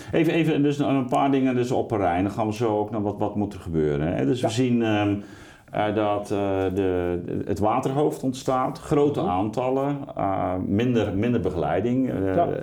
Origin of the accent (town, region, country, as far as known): Netherlands